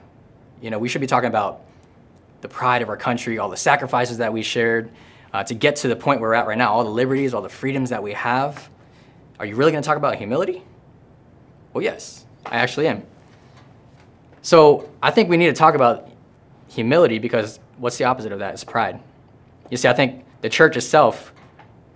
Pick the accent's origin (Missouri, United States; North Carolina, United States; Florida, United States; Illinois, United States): Florida, United States; Tampa; I'm from Tampa Bay